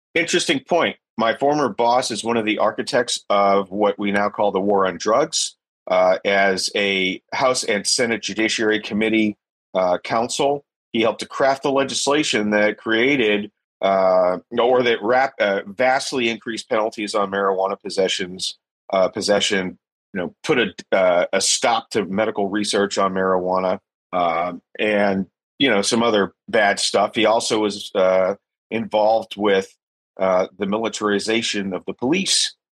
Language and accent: English; Pasadena, Texas, United States; I'm from Pasadena, Texas. A lot of guys I grew up with are working class guys.